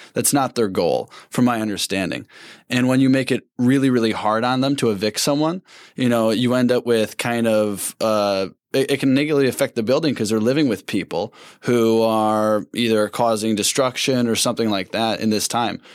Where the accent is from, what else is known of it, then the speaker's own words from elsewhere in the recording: Saint Paul, Minnesota, United States; when I tell people where I'm from, I go, "Saint Paul."